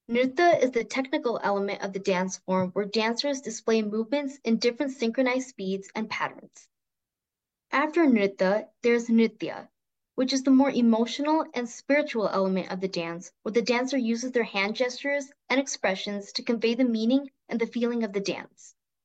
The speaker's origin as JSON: {"language": "English", "region": "New Mexico", "country": "United States", "tie": "born or raised there", "first_language": "Tamil", "second_language": "English", "said": "As an Indian born and brought up in the United States, and specifically New Mexico, where the Indian population is significantly low, learning Bharatanatyam has allowed me to keep in touch with my roots."}